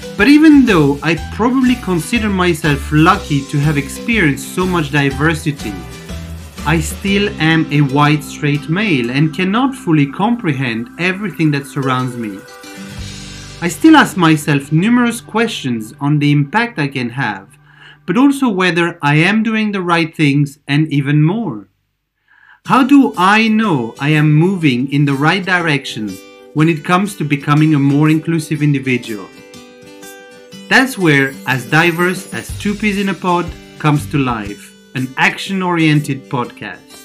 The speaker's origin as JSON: {"language": "English", "area": "near Paris", "region": "Île-de-France", "country": "France", "tie": "born or raised there", "also_born_or_lived": "Amsterdam, Netherlands / London, United Kingdom", "moved": "yes", "lives_now": "Cluj-Napoca, Romania", "said": "I was born near Paris, France, lived in Amsterdam, Netherlands, then London, UK, and now spending most of my time in Cluj-Napoca, Romania"}